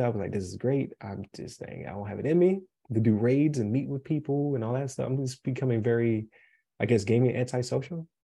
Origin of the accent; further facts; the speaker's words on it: Buffalo, New York, United States; now in Colorado, United States; I say pop uh because uh, I'm from Buffalo